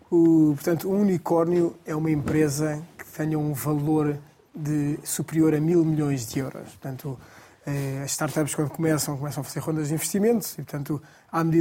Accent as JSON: {"language": "Portuguese", "country": "Portugal", "said": "somos portugueses e Lisboa é a palavra"}